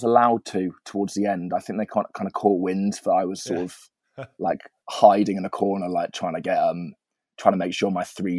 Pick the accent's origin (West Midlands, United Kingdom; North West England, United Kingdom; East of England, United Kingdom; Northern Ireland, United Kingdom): West Midlands, United Kingdom; Birmingham; To be honest, it's a bit of a weird place for music. And I sort of, that was my own experience of it. And I sort of wanted to get away from it when I was